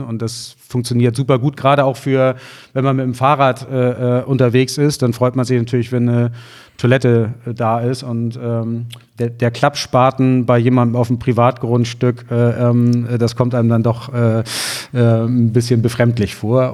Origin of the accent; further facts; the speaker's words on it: Germany; Ich bin südlich der Elbe aufgewachsen auf dem Dorf.